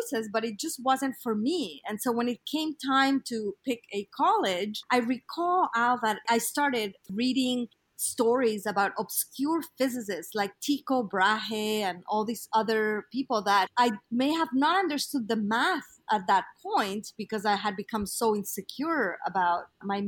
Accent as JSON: {"language": "English", "region": "Mexico City", "country": "Mexico", "tie": "born or raised there", "moved": "yes", "said": "I was born in Mexico City, and I was part of a small community that was very conservative. It was a nice place to come of age"}